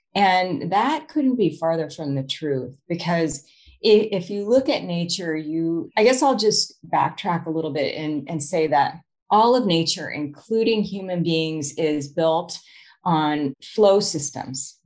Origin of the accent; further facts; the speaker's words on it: Arizona, United States; moved away as an adult; also born or lived in Chicago; move to chicago from my home state of arizona